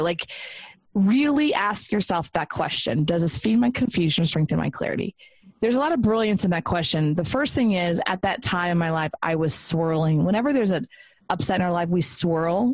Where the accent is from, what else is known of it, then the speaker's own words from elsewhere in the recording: Texas, United States; moved away; it was kind of coming home. I'm from Texas, so it was nice to come back.